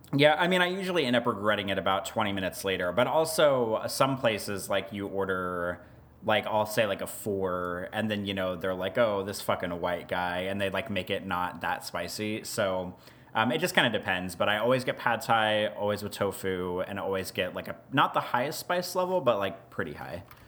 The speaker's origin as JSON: {"language": "English", "country": "United States", "said": "as an American citizen"}